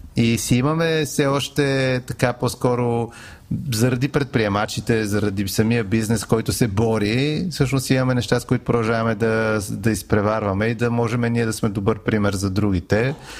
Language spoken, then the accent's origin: Bulgarian; Bulgaria; и като българи